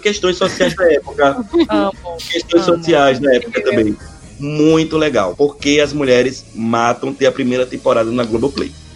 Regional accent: Aracaju, Sergipe, Brazil; Eu sou de Aracaju

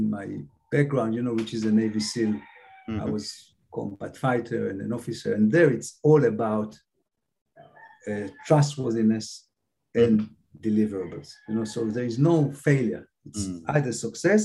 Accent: Israel; English is a second language; moved away as an adult; also born or lived in Cambridge, United Kingdom; now in Philippines; from the kibbutz to this. I couldn't speak English.

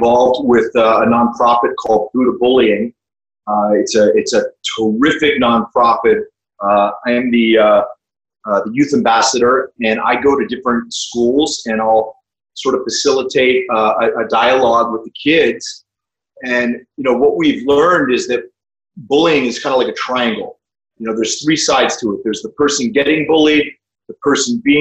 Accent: New Castle, Pennsylvania, United States; I grew up in Western Pennsylvania in a small town called Newcastle

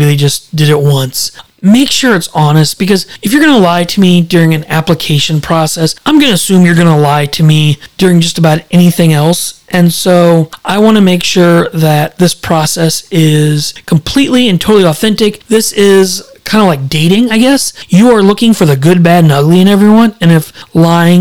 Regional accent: Fenton, Missouri, United States; moved away; I grew up in Fenton, Missouri

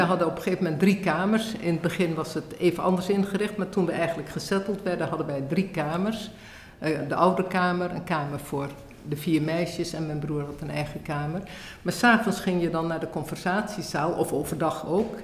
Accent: Indonesia; also born or lived in Bandung; now in Netherlands; Ik ben geboren in Nederlands-Indië.

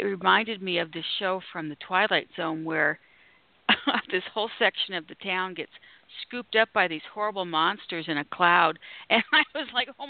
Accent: Canada; moved away; also born or lived in Los Angeles; I'm from Canada, so this is up in the frozen north

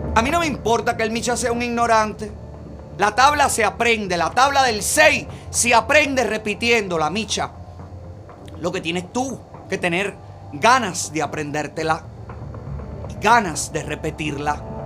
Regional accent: Cuba; moved away; somos los cubanos de aquí

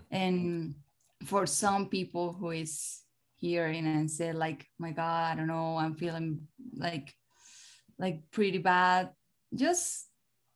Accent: Colombia; English is a second language; also born or lived in Miami; when I came back to Colombia

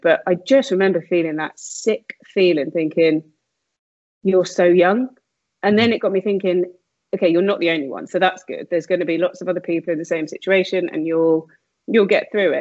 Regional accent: Slough, South East England, United Kingdom; I grew up, um, I like to say Windsor, but it was actually sunny Slough.

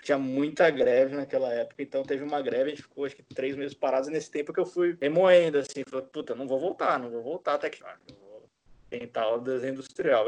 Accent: Bauru, São Paulo, Brazil; moved away as an adult; also born or lived in Cuiabá, Mato Grosso / Bahia; eu sou de Bauru, né? Sou, não sou nascido, mas fui criado em Bauru. Eu, na verdade, nasci no, em Cuiabá, no Mato Grosso, porque meu pai trabalhava lá, mas eu, puta, desde os seis meses de idade, morei em Bauru

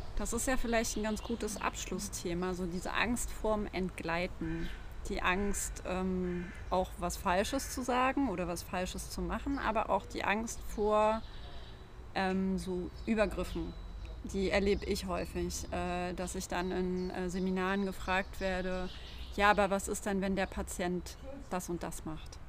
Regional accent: the East, eastern Germany, Germany; ich bin ja im Osten aufgewachsen

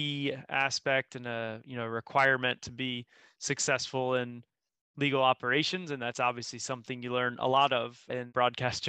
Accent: Florida, United States; moved away as an adult; also born or lived in Austin, Texas; now in Ireland; growing up in Florida

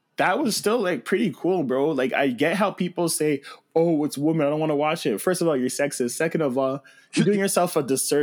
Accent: Toronto, Ontario, Canada

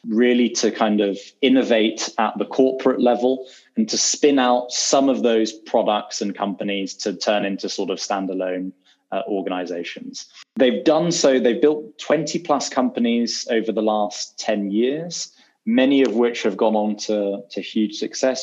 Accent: London, United Kingdom; moved away as an adult; now in New York, United States; born in London and I was educated in London. And barring sort of a year or so, I've never lived anywhere else.

